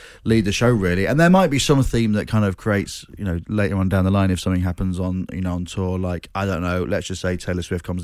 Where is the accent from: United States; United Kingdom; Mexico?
United Kingdom; Grimsby, Yorkshire and the Humber; growing up in Grimsby